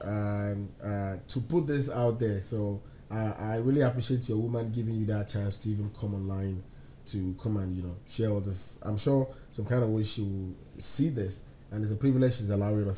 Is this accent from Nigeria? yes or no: yes; Nigeria; now in United States; how we live back home